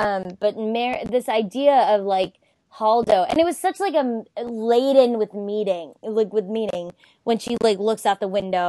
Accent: the South, United States; Swapna and I are both from the South.

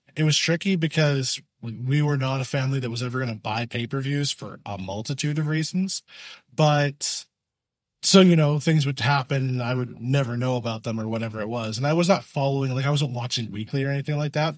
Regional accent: Canada; being Canadian

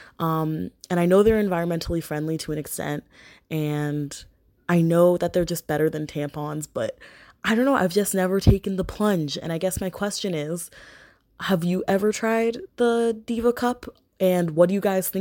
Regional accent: Mississauga, Ontario, Canada; I'm 21 and I'm from Canada. I'm not from Waterloo, your hometown, but I'm from Mississauga, so you probably know where that is, just outside Toronto

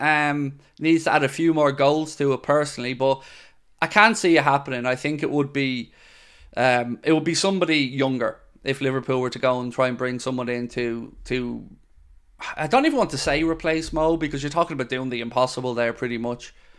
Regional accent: Dublin, Leinster, Ireland; moved away as an adult; now in Wexford, Ireland; I grew up in Dublin, in South Dublin, to be precise, in Shankill, and, um, moved to Wexford

